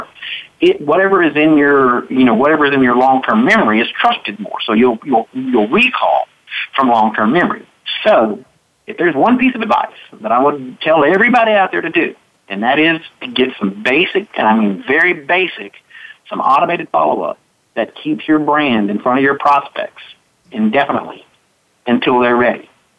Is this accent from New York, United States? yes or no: no; Mississippi, United States; I'm from Mississippi